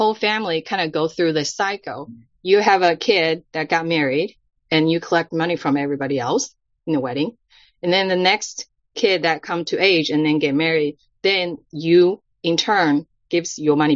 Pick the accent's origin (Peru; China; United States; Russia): China; moved away; the culture where I was brought up in China